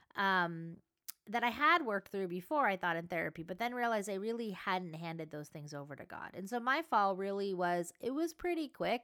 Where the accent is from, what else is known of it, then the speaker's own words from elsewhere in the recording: Southern California, United States; I live in Southern California. I grew up in Southern California at the beach